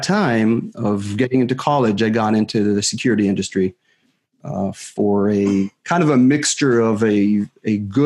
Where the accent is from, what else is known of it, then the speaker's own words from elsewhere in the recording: Northern District, Israel; I was born and raised in Israel.